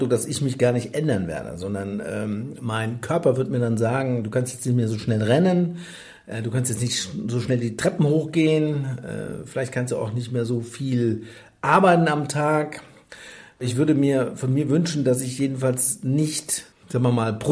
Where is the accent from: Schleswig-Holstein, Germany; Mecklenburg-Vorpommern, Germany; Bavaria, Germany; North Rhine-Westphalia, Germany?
North Rhine-Westphalia, Germany; Freudenberg; also born or lived in Siegen; ich bin ja in Siegen geboren, aber in, im wunderschönen Freudenberg bin ich groß geworden. Eine schöne Stadt in Westfalen, wie gesagt, mit sehr wunderschönen Fachwerkhäusern. Im Siegerland.